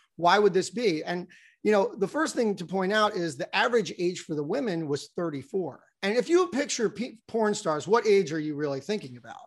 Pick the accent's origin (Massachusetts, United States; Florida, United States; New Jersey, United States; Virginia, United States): New Jersey, United States; moved away; also born or lived in Baltimore; I grew up in New Jersey